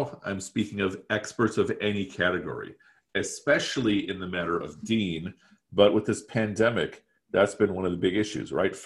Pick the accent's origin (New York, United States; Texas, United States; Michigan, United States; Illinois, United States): Illinois, United States; Chicago; also born or lived in Pakistan; nearly 100% of my waking hours have taken place in the Chicagoland area